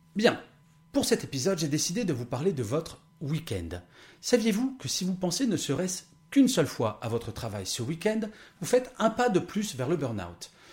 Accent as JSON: {"language": "French", "country": "France", "tie": "born or raised there", "said": "Je suis né en France, soi-disant le pays du bien-être et du savoir-vivre"}